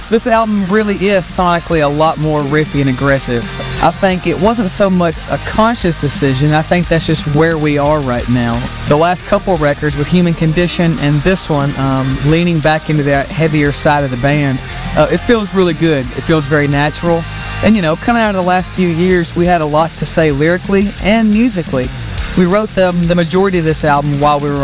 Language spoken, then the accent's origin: English; Glasgow, Kentucky, United States; my hometown of Glasgow, Kentucky